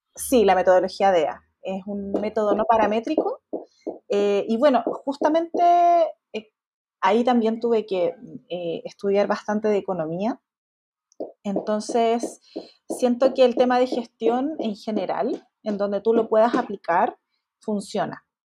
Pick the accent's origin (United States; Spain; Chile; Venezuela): Chile; Yo soy chilena